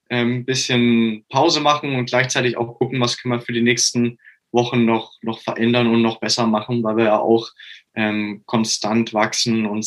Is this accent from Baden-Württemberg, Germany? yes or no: no; Augsburg, Bavaria, Germany; ich komme aus Augsburg.